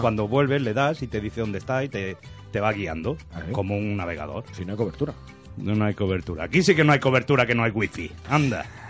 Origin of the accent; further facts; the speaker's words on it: A Coruña, Galicia, Spain; now in Rubí, Spain; Necesito oler mi tierra y oler mi Coruña.